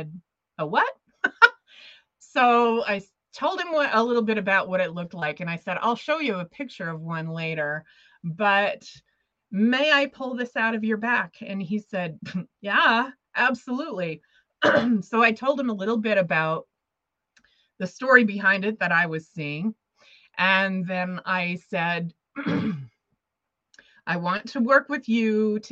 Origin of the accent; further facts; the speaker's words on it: Montana, United States; moved away as an adult; also born or lived in Los Angeles, United States; I had to move back to Montana, my hometown